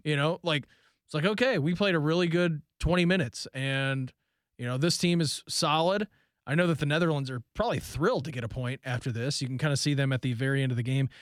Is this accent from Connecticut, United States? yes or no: no; Dayton, Ohio, United States; moved away as an adult; now in Columbus, United States; growing up in Dayton